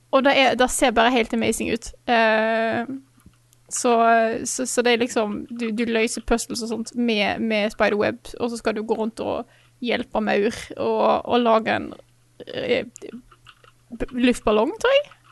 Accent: Stord, Vestland, Norway; moved away; hjemme på Stord

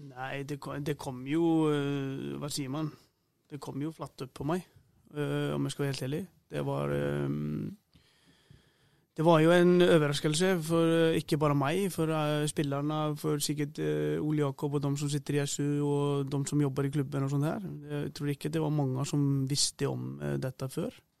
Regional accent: Iceland; moved away as an adult; also born or lived in Sweden; now in Norway; Jeg har jo fleste kampene hjemme på Island i høy, høyeste nivå der. Begynte å spille ung

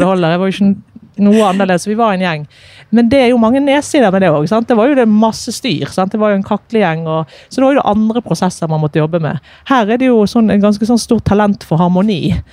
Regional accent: Bergen, Vestland, Norway; jeg er bergenser med masse trøkk på.

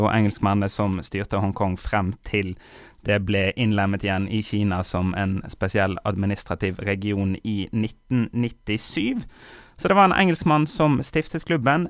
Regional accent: Bergen, Vestland, Norway; moved away; also born or lived in Kongsberg; vi har pleid å være annethvert år hjemme i Bergen

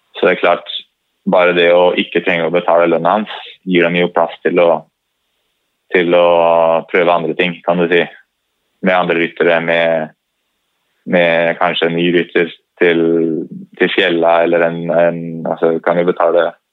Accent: Norway; man har jo ski litt i blodet som nordmann

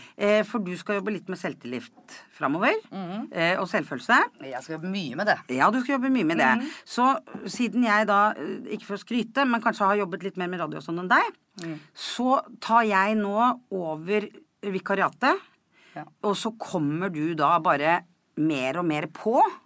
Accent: Kodal, Vestfold, Norway; Jeg er fra Kodal

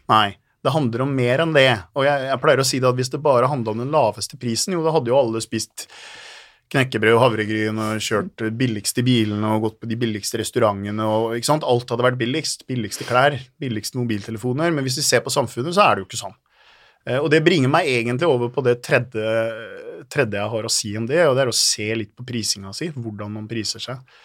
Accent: Halden, Østfold, Norway; jeg er fra Halden eh, og har fire barn. Og så er jeg gift, og så ja, bor jeg der og trives

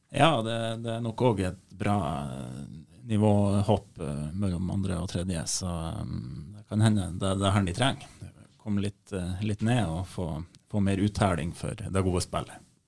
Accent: Leirfjord, Nordland, Norway; jeg er jo fra Leirfjorden

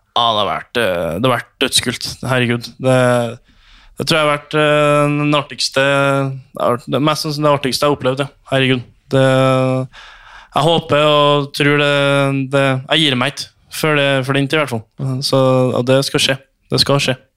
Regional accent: Trondheim, Trøndelag, Norway; jeg som trønder

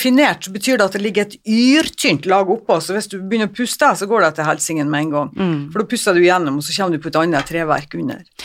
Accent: Northern Norway, Norway; jeg er nordlending

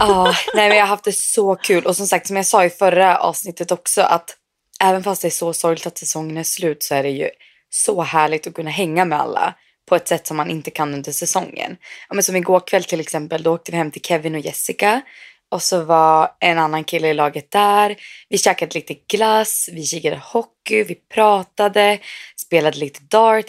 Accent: Sweden; moved away; also born or lived in Umeå; var ju hemma i Sverige

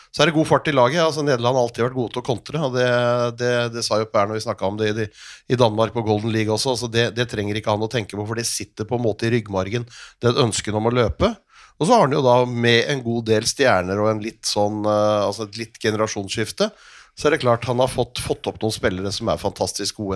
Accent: Norway; oss som nordmenn

